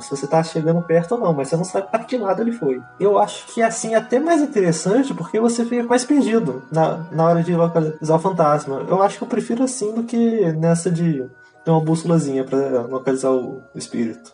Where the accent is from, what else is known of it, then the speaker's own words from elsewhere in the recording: Brazil; eu sou brasileiro